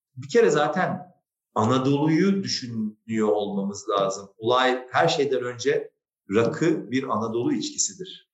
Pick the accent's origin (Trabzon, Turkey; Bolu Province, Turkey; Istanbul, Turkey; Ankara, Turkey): Istanbul, Turkey; also born or lived in Beyoğlu, Istanbul; Kadıköy benim büyüdüğüm yer, benim ana vatanım